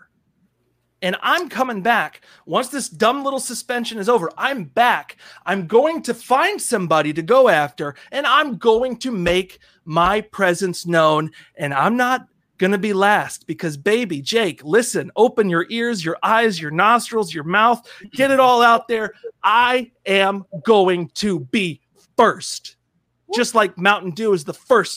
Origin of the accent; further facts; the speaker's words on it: East Coast, United States; I'm from the East Coast. I got no good accent.